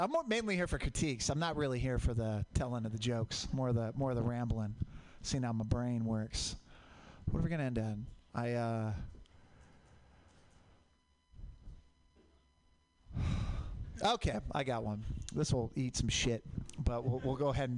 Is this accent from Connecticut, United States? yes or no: no; Portland, Oregon, United States; I grew up in Portland. Mount Hood, volcanic